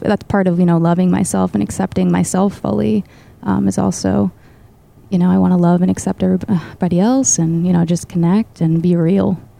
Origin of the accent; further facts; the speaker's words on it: Boston, Massachusetts, United States; she had me in the Boston area and raised me